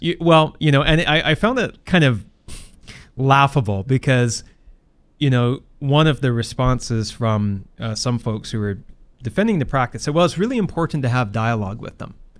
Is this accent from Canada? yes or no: yes; Port Coquitlam, British Columbia, Canada; being the mayor of Port Coquitlam. Uh, it's my hometown. It's the city I've lived in my entire life.